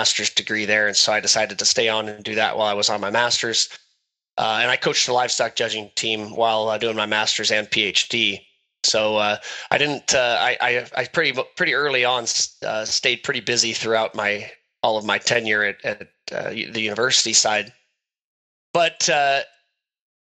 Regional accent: Northwest Ohio, United States; Grew up in Northwest Ohio on family cattle operation and row crop operation

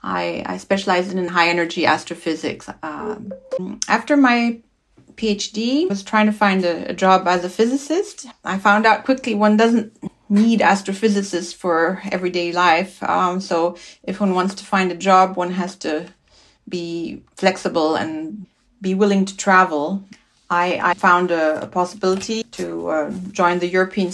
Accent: Switzerland; I grew up in Switzerland. I'm Swiss

